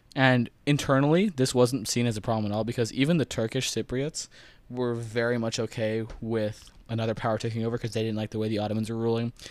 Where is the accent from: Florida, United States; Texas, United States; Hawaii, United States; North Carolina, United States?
Florida, United States; Broward County; I'm from Broward